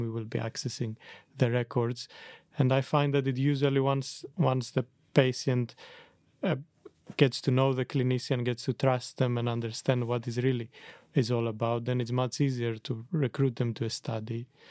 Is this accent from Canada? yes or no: no; Greece; moved away as an adult; also born or lived in Netherlands; I came from Greece originally